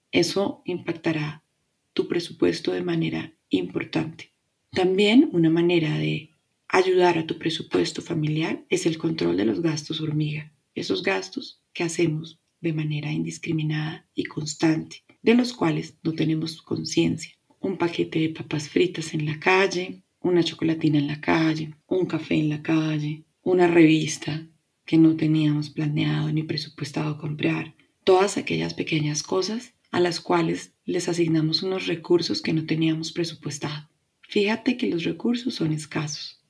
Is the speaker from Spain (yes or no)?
no; Colombia; Mi país, Colombia